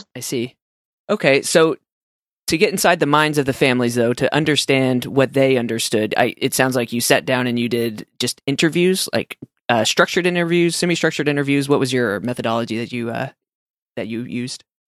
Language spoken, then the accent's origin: English; Texas, United States; accent: Texan; my Texan accent